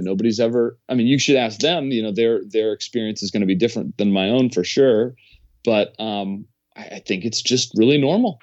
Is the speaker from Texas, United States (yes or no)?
no; Washington, District of Columbia, United States; I'm from Washington, D C, so I played baseball at, uh, Wilson High School.